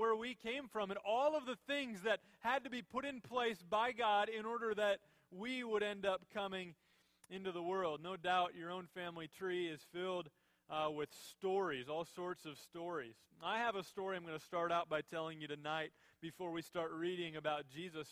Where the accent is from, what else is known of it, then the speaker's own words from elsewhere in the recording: Minnesota, United States; I was born and raised in Minnesota.